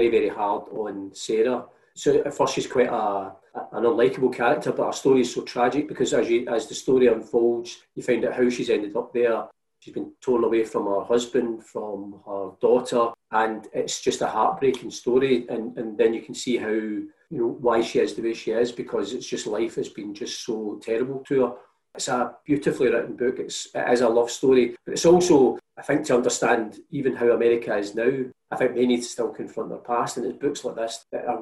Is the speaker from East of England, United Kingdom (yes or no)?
no; Scotland, United Kingdom; I remember being at school as a teenager, and we would have been, as Catholics, quite wary and suspicious of independent Scotland and emblems of Scottishness